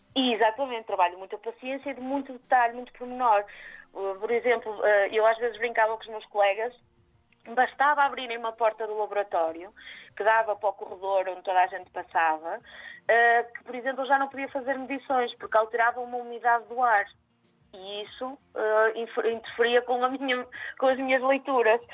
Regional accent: Maia, Norte, Portugal; also born or lived in Matosinhos; eu sou aqui do norte, portanto uhum. Hum, sou da uh, cresci na Maia, mas sou de Matosinhos, portanto sou sempre aqui mais ou menos do lado

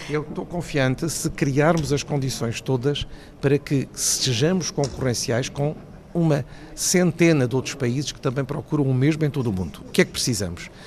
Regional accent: Portugal; como português e também como economista

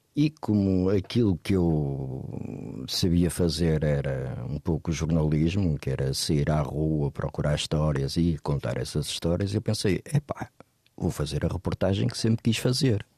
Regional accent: Porto, Norte, Portugal; moved away as an adult; also born or lived in Lisbon; eu cresci no Porto e comecei a trabalhar no jornalismo do Porto. Toda a minha família é do Porto

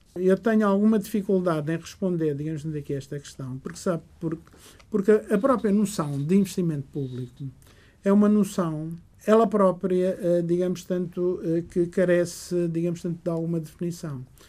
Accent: Portugal; also born or lived in Goa, India; Minha terra natal, eh, como sempre, embora a partir dos 5 anos eh, tenha vivido, crescido

